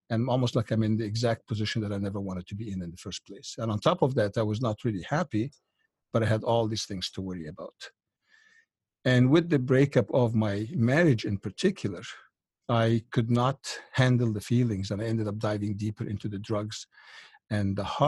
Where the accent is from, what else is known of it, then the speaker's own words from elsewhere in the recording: Egypt; moved away; I was born in Egypt back in 1952 in what you would consider kind of a upper middle class, very religious family, as Egypt is in general, quite religious at that time